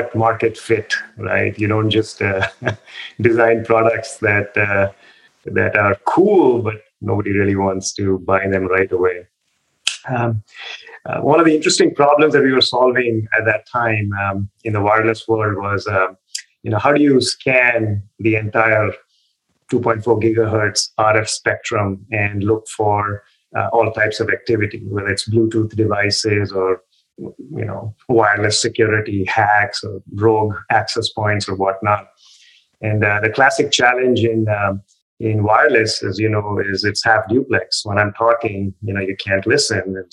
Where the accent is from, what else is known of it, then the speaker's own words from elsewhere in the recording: India; moved away as an adult; also born or lived in Delhi, India / Cambridge, United States; I was born and brought up in India.